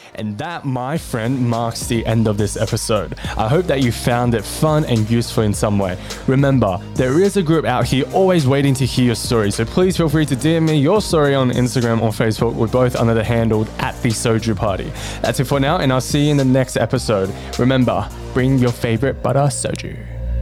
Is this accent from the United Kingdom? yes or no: no; Australia; also born or lived in Chongqing, China; I spent majority of my life in Australia.